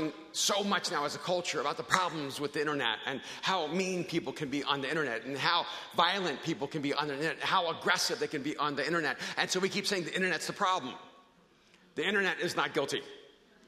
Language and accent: English; El Salvador; now in United States; I'm an immigrant from El Salvador.